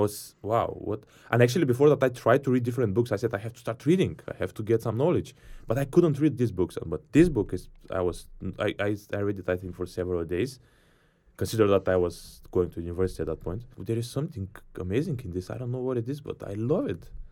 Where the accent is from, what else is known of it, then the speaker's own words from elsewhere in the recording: Bulgaria; I'm from Bulgaria